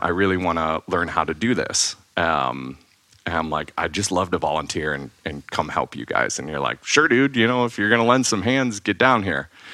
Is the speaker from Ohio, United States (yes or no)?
yes; Ohio, United States; moved away; I grew up in Ohio